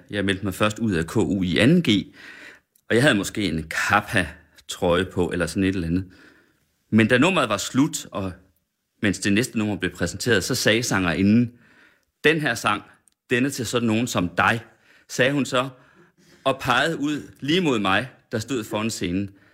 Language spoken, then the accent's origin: Danish; Sønder Felding, Central Denmark Region, Denmark; jeg er fra Sønderfælling, 20 km derfra